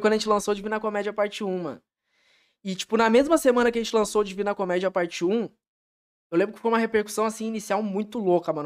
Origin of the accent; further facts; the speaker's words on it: Taquara, Rio Grande do Sul, Brazil; moved away as an adult; now in São Leopoldo, Brazil; Em meados de 2016, eu saí de Taquara para vir aqui para vir para São Leopoldo